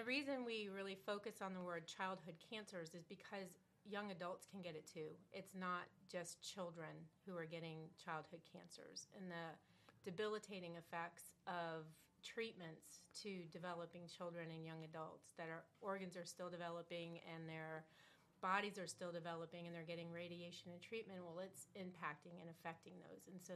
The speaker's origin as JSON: {"language": "English", "town": "Juno Beach", "region": "Florida", "country": "United States", "tie": "born or raised there", "said": "I was raised in Juneau Beach, small town, back in the late 60s and 70s"}